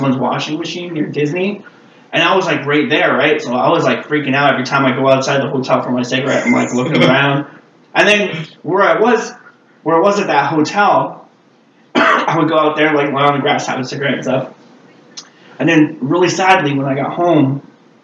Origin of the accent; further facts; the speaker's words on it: Quebec, Canada; I'm from Quebec, right? We don't have guns here